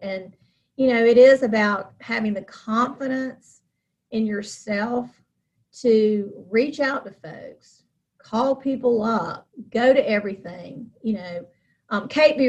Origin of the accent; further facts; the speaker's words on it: Charlotte, North Carolina, United States; moved away as an adult; now in Rocky Mount, United States; I was born in Charlotte